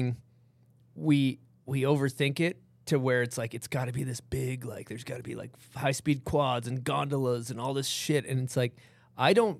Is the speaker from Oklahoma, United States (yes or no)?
no; Massachusetts, United States; now in Utah, United States; I grew up in Massachusetts